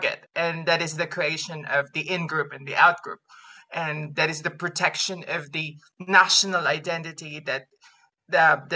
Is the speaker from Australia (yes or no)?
no; Philippines; moved away; I'm from the Philippines